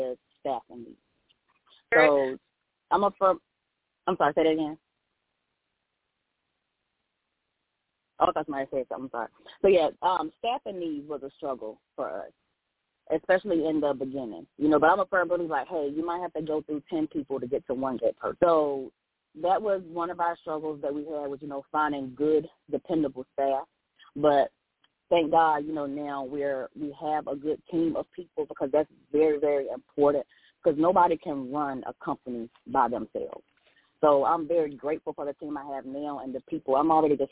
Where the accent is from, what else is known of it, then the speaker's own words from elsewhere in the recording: Elizabeth City, North Carolina, United States; now in Raleigh, United States; I'm originally from Elizabeth City. That's my hometown